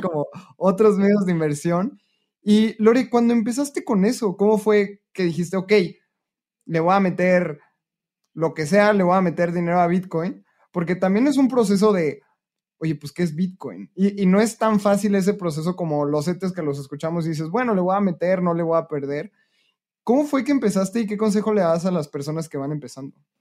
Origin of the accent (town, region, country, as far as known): Mexico